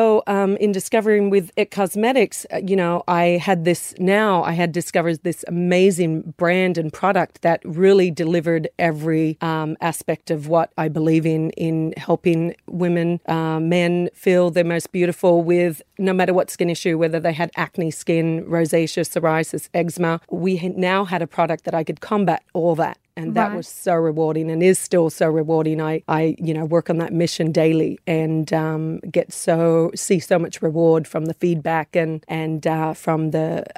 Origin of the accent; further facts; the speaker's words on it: Australia; born there; also born or lived in United States; So seen a lot, worked in a lot of areas internationally, but Australian born.